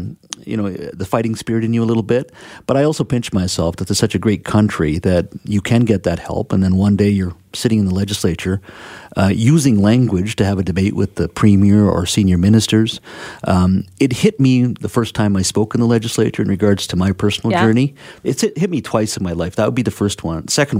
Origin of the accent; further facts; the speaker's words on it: Williams Lake, British Columbia, Canada; English is a second language; also born or lived in India; I grew up in Williams Lake in the interior. So I'm a Cariboo boy. I was born in India. And my dad had emigrated a few years prior, and mom and I came in 1972. So I was 2 years old. I grew up there. My whole childhood was there